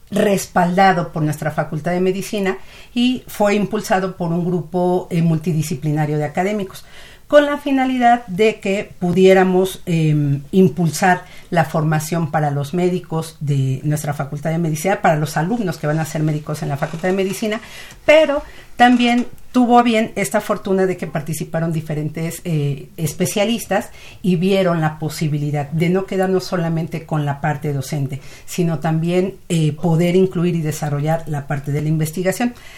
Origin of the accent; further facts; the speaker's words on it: Mexico; nuestro país